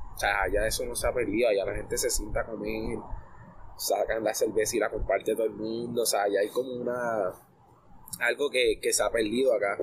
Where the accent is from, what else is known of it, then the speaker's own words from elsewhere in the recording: Puerto Rico; also born or lived in Argentina; el ser puertorriqueño